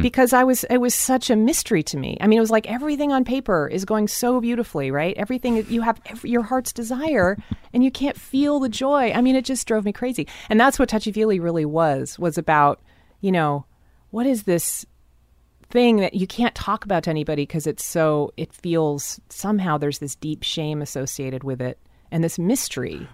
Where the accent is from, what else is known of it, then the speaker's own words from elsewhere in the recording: Seattle, Washington, United States; I grew up in a very white part of town always. I moved around very s, I mean, most of Seattle is very, very white.